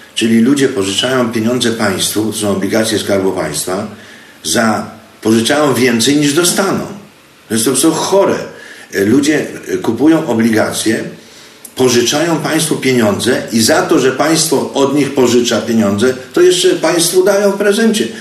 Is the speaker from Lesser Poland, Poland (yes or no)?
yes; Zakopane, Lesser Poland, Poland; moved away as an adult; also born or lived in Kraków, Poland / United States / Mexico / Argentina; Urodziłem się w Zakopanem dawno, dawno temu. Potem szkoły skończyłem w Krakowie, uniwersytet.